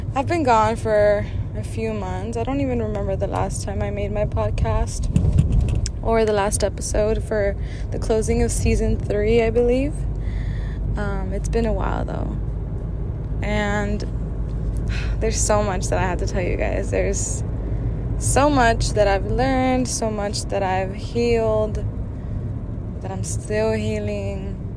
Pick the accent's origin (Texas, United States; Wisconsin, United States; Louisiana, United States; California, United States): Texas, United States; Brownsville; also born or lived in San Antonio, Texas; moved back down to my hometown after three years to Brownsville